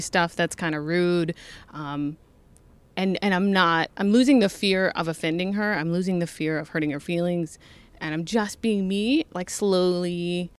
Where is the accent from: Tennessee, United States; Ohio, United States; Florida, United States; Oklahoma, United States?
Ohio, United States; Toledo; I grew up in Toledo